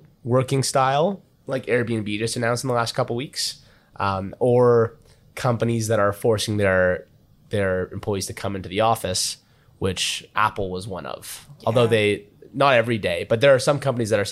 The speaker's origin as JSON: {"language": "English", "town": "Toronto", "region": "Ontario", "country": "Canada", "moved": "yes", "said": "I'm from Toronto"}